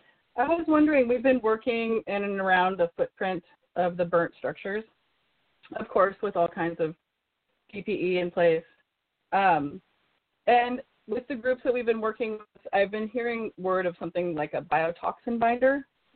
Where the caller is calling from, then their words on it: Santa Cruz, California, United States; calling from Santa Cruz.